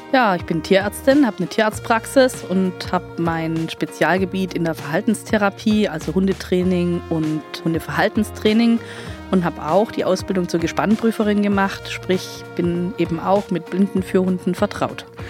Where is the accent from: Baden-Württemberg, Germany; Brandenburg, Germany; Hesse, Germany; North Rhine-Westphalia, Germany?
Baden-Württemberg, Germany; Heidenheim an der Brenz; komme aus Heidenheim an der Brenz.